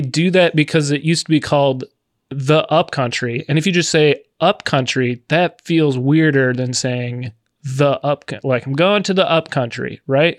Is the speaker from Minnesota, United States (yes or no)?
yes; Minnesota, United States; I say words weird 'cause I'm from Minnesota